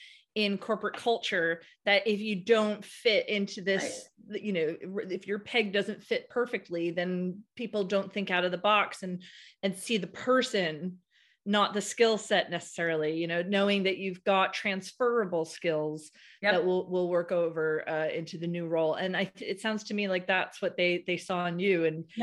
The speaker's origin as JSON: {"language": "English", "country": "United States", "moved": "yes", "lives_now": "United Kingdom", "said": "even though I'm American, I'm talking to you from Britain."}